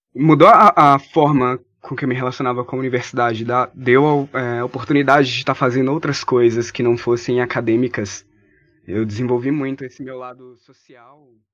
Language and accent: Portuguese; São Francisco, Minas Gerais, Brazil; also born or lived in Montes Claros / Januária; now in Viçosa, Brazil; Eu sou Montes Clarense. minha família, eu cresci em São Francisco, que é a cidade da minha família